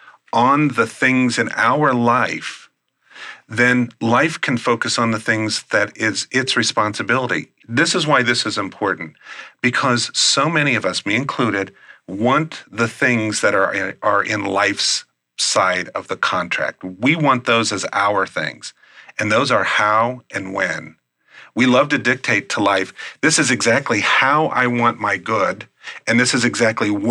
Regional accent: Midwest, United States; I'm from the Midwest.

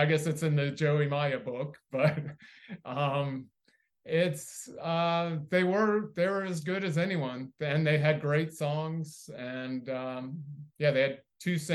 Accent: Miami, Florida, United States; also born or lived in Gainesville, Florida; I was born in Miami

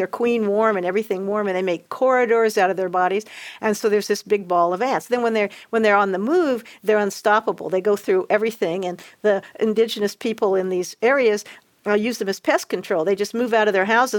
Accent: Indianapolis, Indiana, United States; moved away; also born or lived in Western Kentucky / Costa Rica; I grew up in Indianapolis, which is considered the north in Kentucky

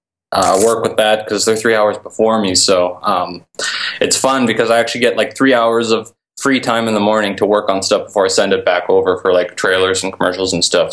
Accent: Grimsby, Ontario, Canada; I was living in my hometown, Grimsby, which is tiny in Ontario, Canada.

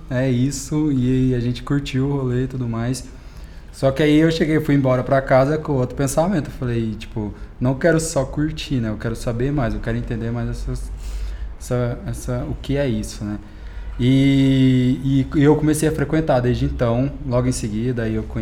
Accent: Uberlândia, Minas Gerais, Brazil; E tenho 23 anos, sou de Uberlândia. Morei aqui em São Paulo durante um ano.

